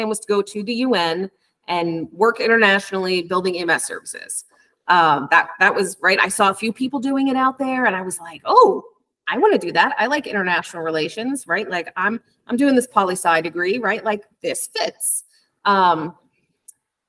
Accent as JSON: {"language": "English", "region": "New Jersey", "country": "United States", "moved": "as an adult", "lives_now": "New York, United States", "said": "So I'm originally from New Jersey."}